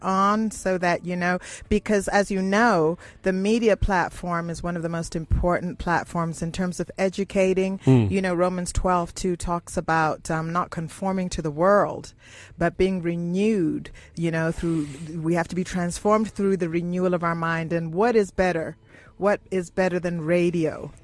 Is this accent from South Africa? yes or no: yes; South Africa; I'm a South African, I'm a Sotho